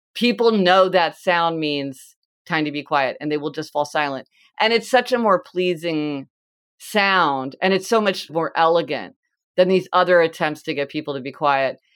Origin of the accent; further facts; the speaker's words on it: Kansas City, United States; I'm from Kansas City and it's like Winstead's hamburgers